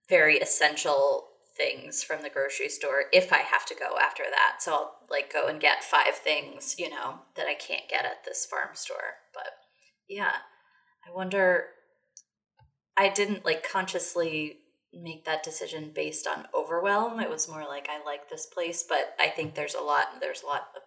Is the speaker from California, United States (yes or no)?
no; Texas, United States; I'm saying that as a Texan.